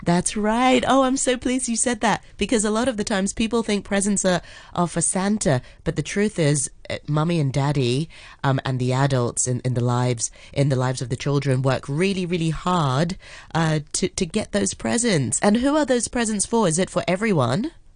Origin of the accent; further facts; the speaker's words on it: Hong Kong; I grew up in Hong Kong as well